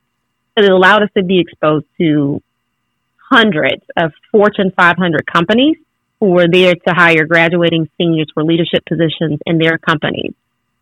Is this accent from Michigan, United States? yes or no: no; Louisiana, United States; I grew up in Louisiana